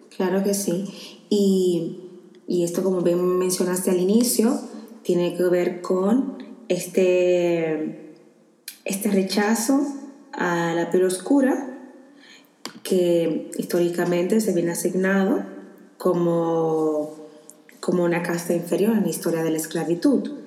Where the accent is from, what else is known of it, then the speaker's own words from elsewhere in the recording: Dominican Republic; moved away; yo en mi país sí soy negra